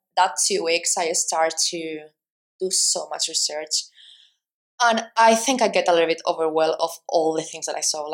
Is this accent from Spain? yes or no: yes; Spain; I'm Spanish